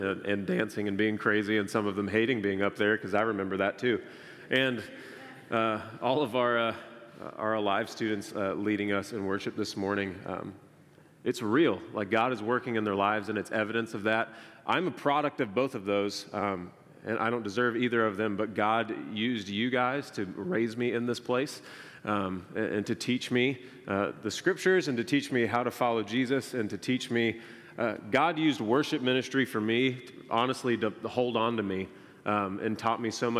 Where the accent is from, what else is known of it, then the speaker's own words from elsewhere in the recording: United States; I was born in the United States. I'm so grateful that I currently live here